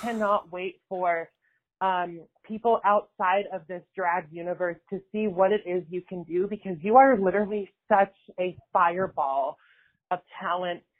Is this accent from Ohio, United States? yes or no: no; Pomona, California, United States; I'm from Pomona, California.